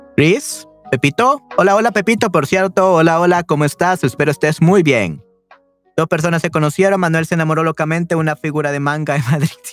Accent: El Salvador; Definitivamente soy del Salvador.

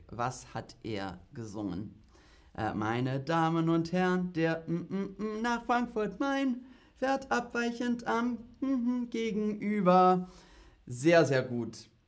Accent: United Kingdom; German is a second language; Also die Züge sind oft verspätet, aber ich komme aus Großbritannien und da ist es noch schlimmer.

